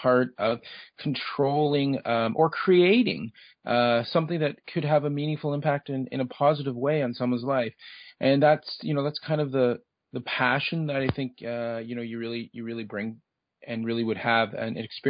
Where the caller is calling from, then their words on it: Toronto, Ontario, Canada; Okay, we're based out of Toronto, Ontario, Canada.